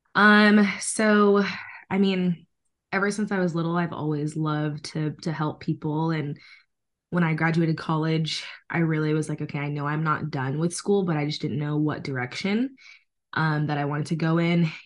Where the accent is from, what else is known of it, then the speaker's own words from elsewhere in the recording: San Diego, California, United States; also born or lived in Reno, Nevada / Washington; I'm born and raised in San Diego, California. Um, I've lived here my whole life